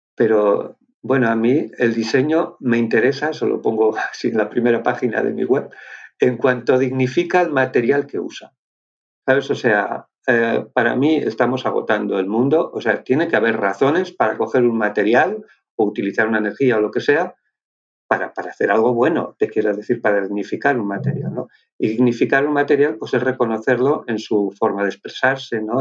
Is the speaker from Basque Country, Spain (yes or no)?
yes; Basque Country, Spain; Yo soy de Álava, o sea, soy del País Vasco, pero más bien patatero.